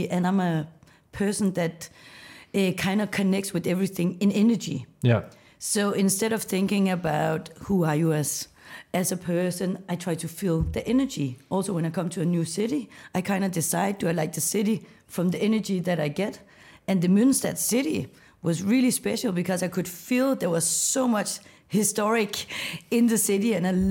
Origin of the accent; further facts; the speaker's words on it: Copenhagen, Capital Region of Denmark, Denmark; I'm from Copenhagen.